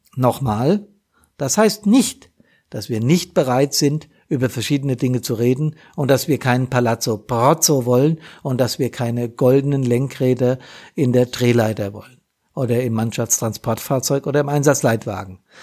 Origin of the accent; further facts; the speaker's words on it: Rhine-Main area, Germany; rund um mich hier im Rhein-Main-Gebiet, unter anderem auch in meiner Heimatstadt